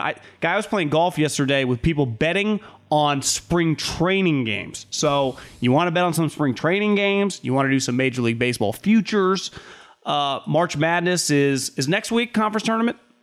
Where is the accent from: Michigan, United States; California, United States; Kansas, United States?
California, United States; There, there is just something ingrained in us in California